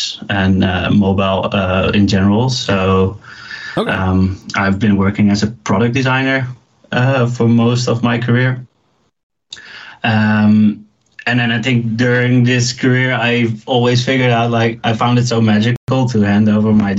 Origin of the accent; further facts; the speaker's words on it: Leeuwarden, Friesland, Netherlands; moved away as an adult; now in Amsterdam, Netherlands; Originally, I'm from a smaller town up north of the Netherlands called Leeuwarden.